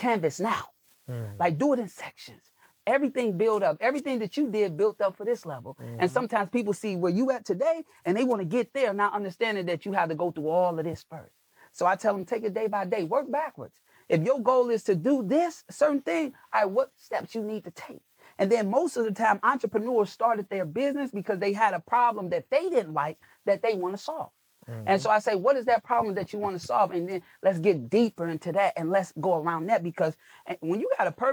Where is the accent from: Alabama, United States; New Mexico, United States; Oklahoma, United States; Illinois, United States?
Illinois, United States; Chicago; I'm a kid from Chicago.